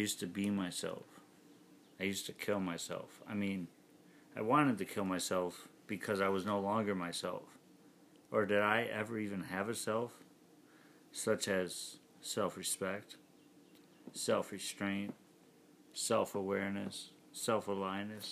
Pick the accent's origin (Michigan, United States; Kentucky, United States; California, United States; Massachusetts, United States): Michigan, United States; Detroit; I was from Detroit